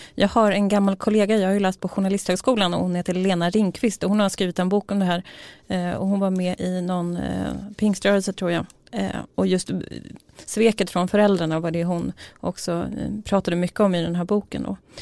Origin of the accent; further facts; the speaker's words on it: a village outside Uppsala, Uppsala County, Sweden; har jag vuxit upp i en by utanför Uppsala